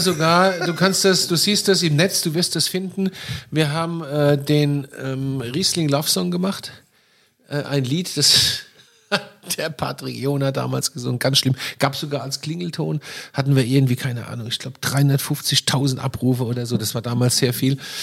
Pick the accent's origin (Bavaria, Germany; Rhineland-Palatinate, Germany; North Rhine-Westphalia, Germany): Rhineland-Palatinate, Germany; ich bin groß geworden mit Schorle